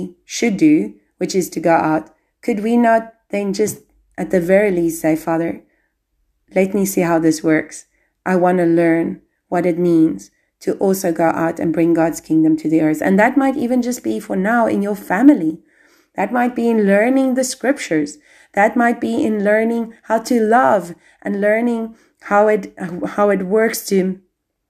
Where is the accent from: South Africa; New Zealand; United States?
South Africa; now in Albania; I'm South African. I've had to go. I've had to leave my country